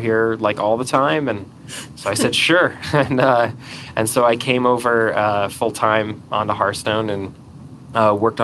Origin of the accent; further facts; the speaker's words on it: Atlanta, Georgia, United States; moved away as an adult; also born or lived in California; now in Utah, United States; I grew up in Atlanta